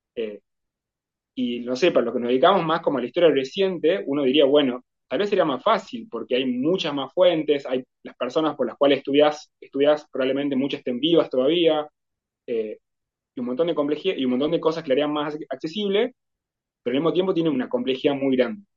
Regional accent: Tucumán, Argentina; Como tucumano

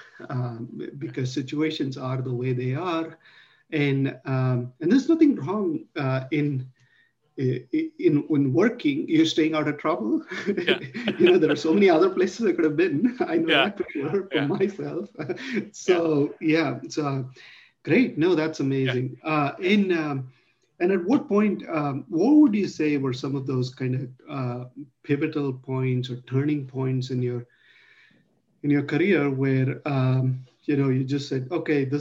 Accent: Mumbai, Maharashtra, India; I grew up in Mumbai, Bombay

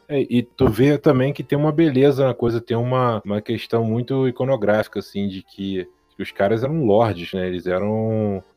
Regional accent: Brazil; a gente enquanto brasileiro aqui

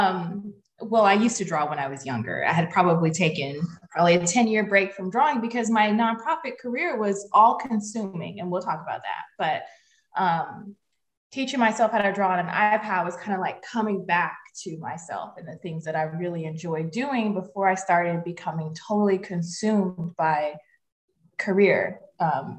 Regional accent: Atlanta, Georgia, United States; moved away as an adult; I'm from Atlanta, Georgia, in the United States, and I grew up right in the city of Atlanta

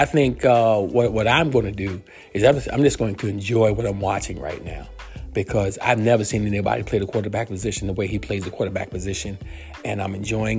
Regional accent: New York, United States; I know I'm from New York

